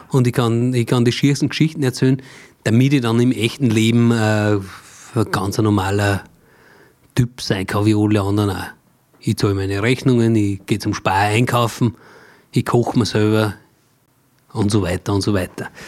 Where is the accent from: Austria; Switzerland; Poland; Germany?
Austria; Mühlviertel, Upper Austria; ich bin geboren im Müllviertel, mhm. so wie du auch. Ja. Allerdings nur viel weiter oben, also da wo es wirklich schon Richtung tschechische, bayerische Grenze geht. Äh, Rohrbach